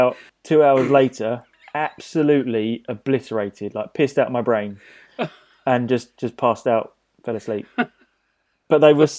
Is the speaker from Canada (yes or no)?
no; England, United Kingdom